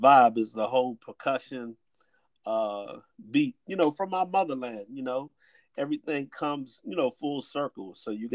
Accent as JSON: {"language": "English", "town": "Washington", "region": "District of Columbia", "country": "United States", "said": "we hail from the Washington D.C. area"}